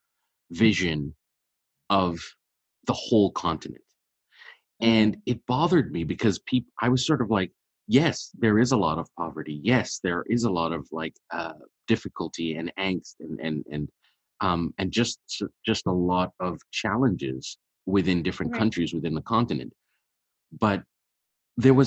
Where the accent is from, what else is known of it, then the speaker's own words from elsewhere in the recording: Montreal, Quebec, Canada; also born or lived in Ethiopia; I was born in Ethiopia, and so when I moved to Montreal, I was really, really young